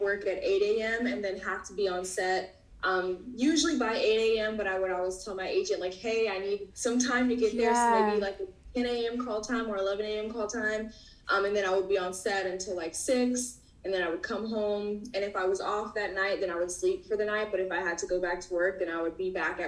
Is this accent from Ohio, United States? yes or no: no; North Carolina, United States; now in Brooklyn, United States; But I'm based in Brooklyn, New York, originally from Brooklyn, but I was raised in North Carolina